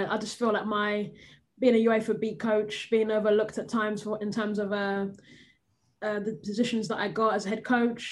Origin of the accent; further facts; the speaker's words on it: England, United Kingdom; moved away as an adult; now in United States; not feeling like I'm being accepted in my home country